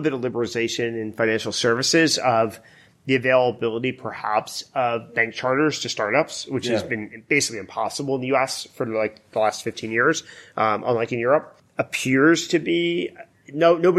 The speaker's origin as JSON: {"language": "English", "region": "East Coast", "country": "United States", "tie": "born or raised there", "moved": "as an adult", "lives_now": "California, United States", "said": "I grew up on the East Coast where nobody's mellow."}